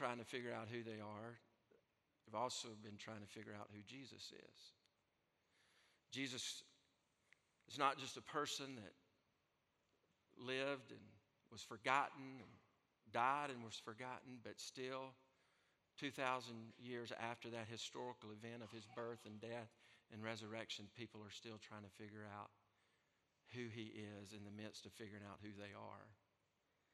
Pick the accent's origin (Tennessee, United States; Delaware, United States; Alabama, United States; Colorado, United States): Alabama, United States; I'm from Alabama